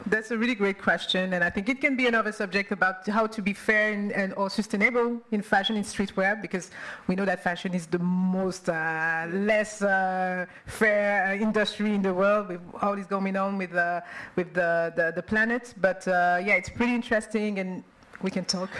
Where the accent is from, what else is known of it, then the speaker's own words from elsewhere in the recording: New Zealand; I come all the way from New Zealand